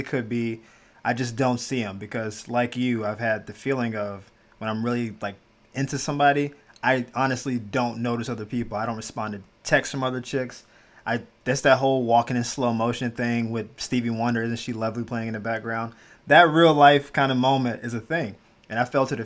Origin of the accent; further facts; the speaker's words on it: Florida, United States; moved away as an adult; also born or lived in Jacksonville / Miami / Gainesville; I'm born and raised in Florida, all around Jacksonville, Miami, all that good stuff. Gainesville